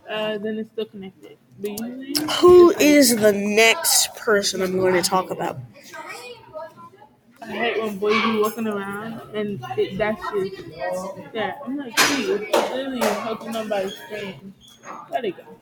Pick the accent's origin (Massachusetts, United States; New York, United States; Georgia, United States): New York, United States; I'm from New York.